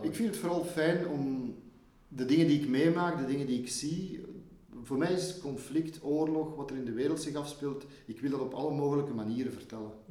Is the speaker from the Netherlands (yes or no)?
no; Leuven, Flanders, Belgium; geboren in Leuven, in, in materniteit hier. Maar ik heb altijd gewoond in mijn jeugd boven de Boelenberg, boven de Keizersberg